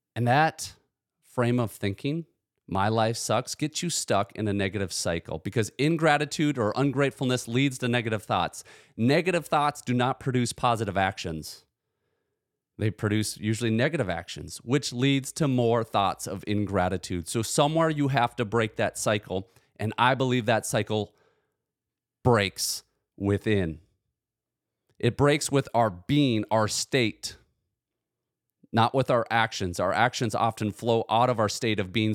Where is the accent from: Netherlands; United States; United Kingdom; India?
United States; I was born in the United States of America to two loving parents